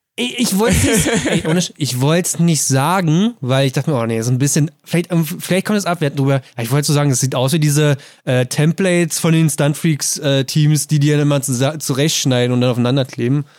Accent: Brandenburg, Germany; bei uns in Brandenburg

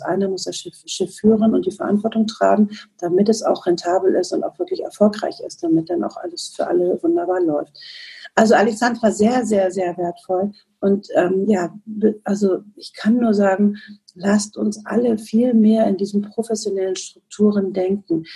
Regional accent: Northern Germany, Germany; Und ich komme aus dem Norden, aus dem hohen Norden

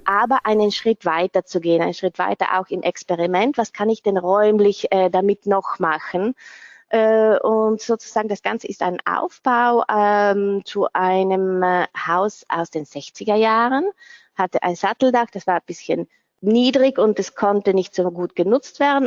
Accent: South Tyrol, Trentino-Alto Adige, Italy; also born or lived in London; ich bin Südtirolerin

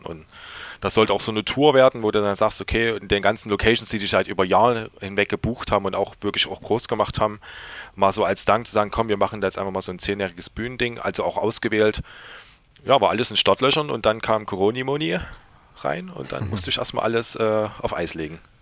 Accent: Leipzig, Saxony, Germany; als äh, Leipziger

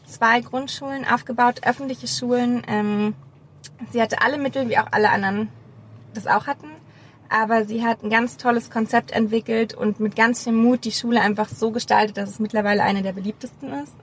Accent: Berlin, Germany; als Berliner

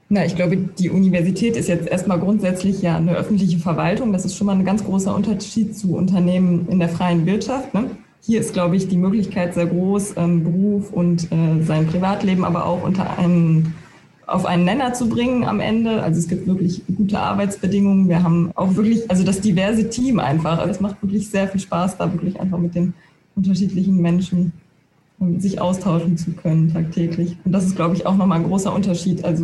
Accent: Aachen, North Rhine-Westphalia, Germany; born there; ich möchte irgendwann wieder zurück nach Nordrhein-Westfalen, weil ich gebürtige Aachenerin bin

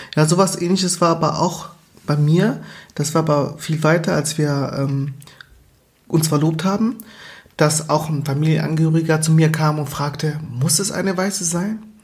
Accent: Germany; also born or lived in Angola; ich bin seit 29 Jahren hier mhm. in Deutschland. Ich bin 31

